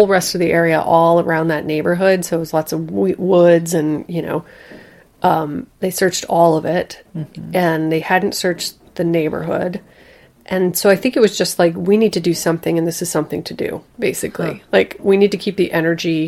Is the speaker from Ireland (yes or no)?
no; United States; as an American